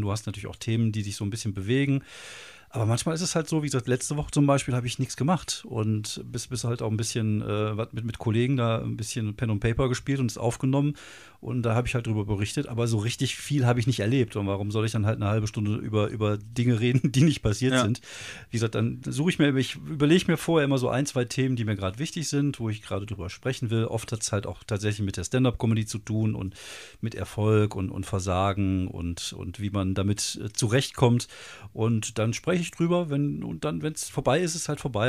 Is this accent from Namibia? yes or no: no; Wuppertal, North Rhine-Westphalia, Germany; Ich komme aus Wuppertal